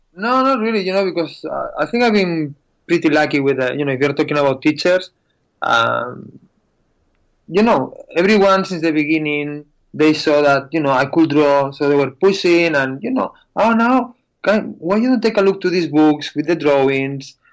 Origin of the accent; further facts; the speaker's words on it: Spain; English is a second language; I'm from Spain